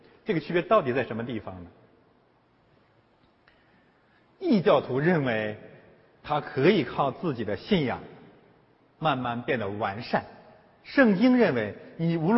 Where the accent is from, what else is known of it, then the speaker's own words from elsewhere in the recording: China; now in Canada; 对于中国移民来讲呢，我们从中国来到了加拿大